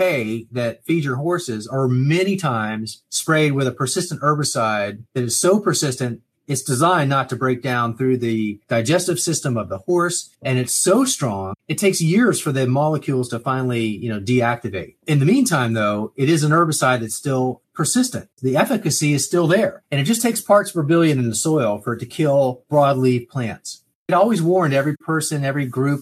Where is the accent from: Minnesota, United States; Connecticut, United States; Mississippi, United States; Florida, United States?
Florida, United States; Miami; I grew up in Miami